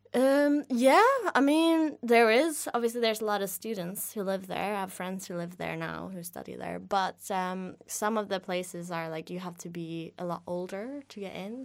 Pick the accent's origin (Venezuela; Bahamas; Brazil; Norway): Norway; English is a second language; moved away as an adult; now in Kent, United Kingdom; I wouldn't see my hometown in, in sunlight until, like, between maybe late November and March